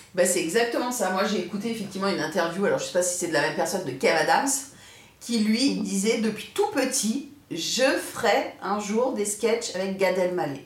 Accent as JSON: {"language": "French", "country": "France", "tie": "born or raised there", "said": "on est né en France. Nous, on est français"}